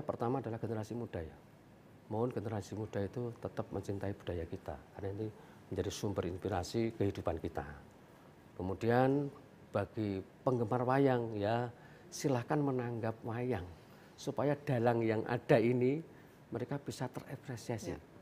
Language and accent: Indonesian; Gunung Kidul, Special Region of Yogyakarta, Indonesia; di daerah saya dulu di Gunung Kidul itu dulu paling hanya kurang dari 10 sekarang sudah hampir 200